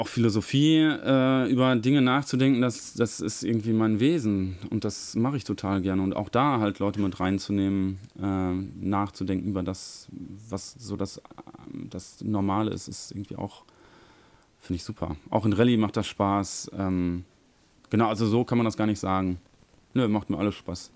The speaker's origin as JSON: {"language": "German", "country": "Germany", "tie": "born or raised there", "said": "in Körde, wo ich herkomme, an der Norbert-Grundschule"}